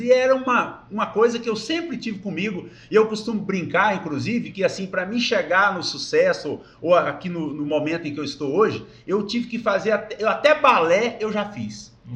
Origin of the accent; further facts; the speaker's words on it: Brazil; eu nasci em Porá no dia 15 de maio de 1966